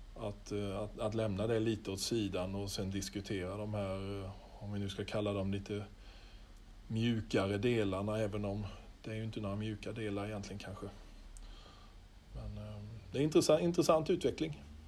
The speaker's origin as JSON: {"language": "Swedish", "town": "Holsbybrunn", "region": "Jönköping County", "country": "Sweden", "tie": "born or raised there", "also_born_or_lived": "Skaraborg", "said": "när jag praoade och gick i nian och var med på ett brobygge hemma i Holsbybrunn utanför Vetlanda"}